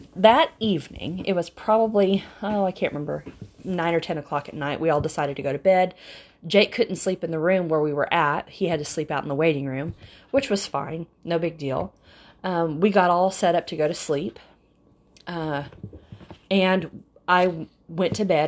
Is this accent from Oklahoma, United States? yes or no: yes; Oklahoma, United States; we're from Oklahoma